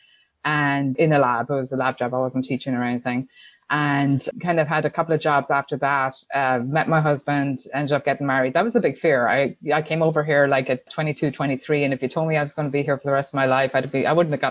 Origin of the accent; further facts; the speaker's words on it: Tuam, Connacht, Ireland; accent: Irish; moved away as an adult; now in United States; I grew up in Ireland in a small town called Tuam in County Galway.